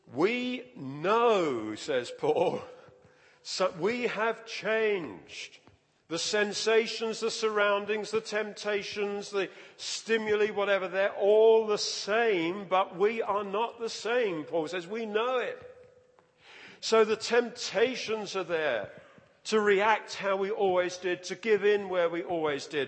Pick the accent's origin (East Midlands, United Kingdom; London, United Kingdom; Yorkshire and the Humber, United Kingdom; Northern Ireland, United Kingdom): London, United Kingdom; I grew up in the East End of London.